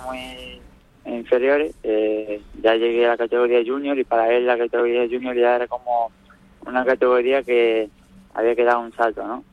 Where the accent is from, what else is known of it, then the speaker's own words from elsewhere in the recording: Nerja, Andalusia, Spain; Nerja, mi pueblo